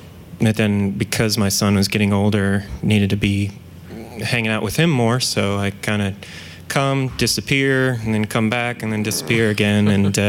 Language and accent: English; Nebraska, United States; also born or lived in South Dakota / Ankara, Turkey / Indiana; So I was born in South Dakota, and then we moved to Ankara, Turkey, which is the capital, and then to Nebraska. I grew up there from like, you know, preschool to fifth grade, and then right from fifth to sixth grade, we moved to Indiana.